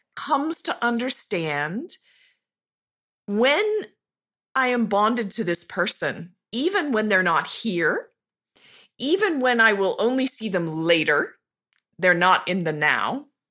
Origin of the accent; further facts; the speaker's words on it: Montana, United States; moved away; also born or lived in Tucson, Arizona; I grew up in Montana, in a very rural, tiny little town of about five thousand, uh, high in the Rocky Mountains, near the Continental Divide